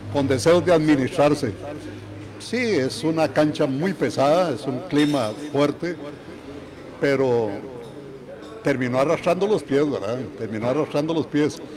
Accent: Costa Rica; nosotros como ticos no estamos preparados a trabajar así.

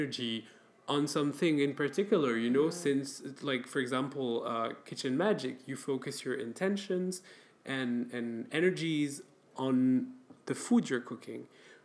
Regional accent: France; now in Belgium; I grew up in France and I come from an Arabic and Middle Eastern ancestry

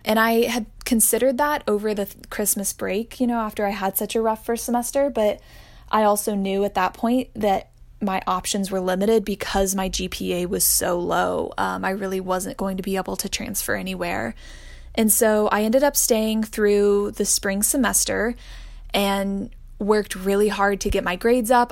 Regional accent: Austin, Texas, United States; I am originally from Austin, Texas.

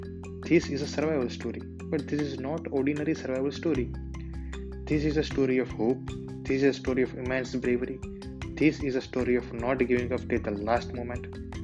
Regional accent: India; I am from India.

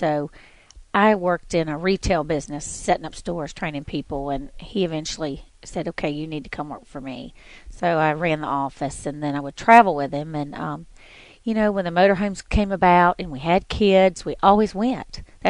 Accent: Myrtle Beach, South Carolina, United States; moved away; also born or lived in Florida; I grew up in Myrtle Beach, South Carolina with my mom and my brothers and sisters.

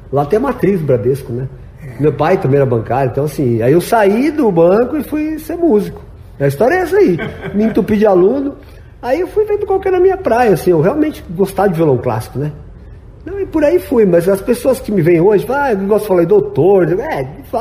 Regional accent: Osasco, São Paulo, Brazil; moved away as an adult; now in Mato Grosso do Sul, Brazil; E assim, eu vim para Mato Grosso Sul com menos de 30 anos e sou paulistano, meu. É. Sou paulistano. Perdi o sotaque. Orra, eu perdi todo esse sotaque.

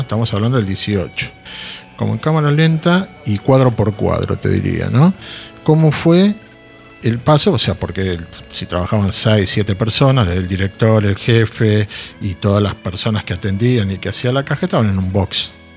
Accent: Argentina; como miembros de la comunidad, como sociedad argentina

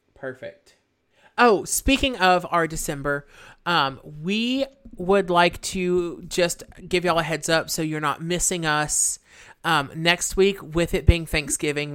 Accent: the South, United States; we're from the South

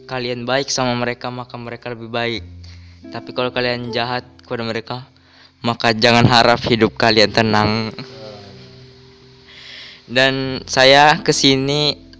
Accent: Java, Indonesia; born there; Saya lahir di Jawa tapi tinggal di Kalimantan

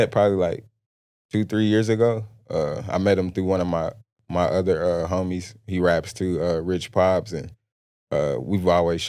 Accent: Plainview, Texas, United States; I grew up in a small town, Plainview, Texas. It's by Lubbock, Texas Lubbock.

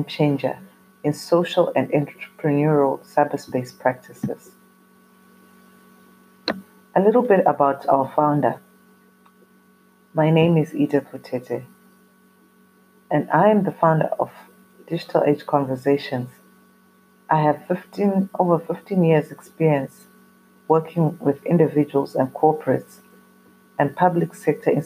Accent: Zimbabwe; I come from Zimbabwe in Africa

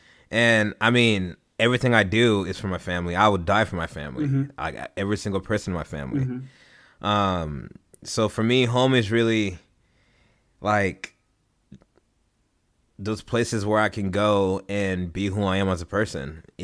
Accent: Haiti; Man, I moved around a whole lot. Shoot, bro. I've lived overseas. I don't even really know where to start with this. Like, where did I grow up? I've grown up in Haiti.

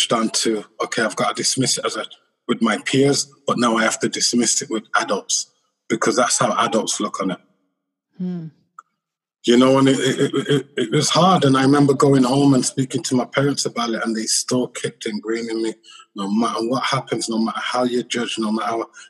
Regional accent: England, United Kingdom; I'm born and raised in England, growing up in England, you know, in the 70s and the 80s

